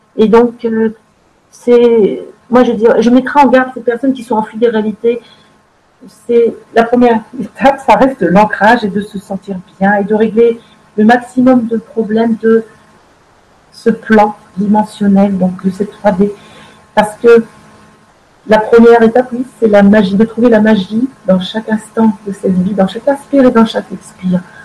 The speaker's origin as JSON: {"language": "French", "country": "France", "said": "chez nous en France"}